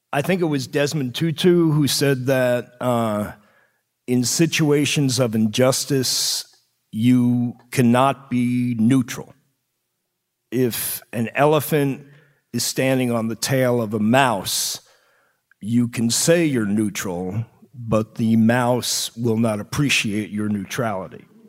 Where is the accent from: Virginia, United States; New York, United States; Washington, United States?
New York, United States; Long Island; I grew up on Long Island.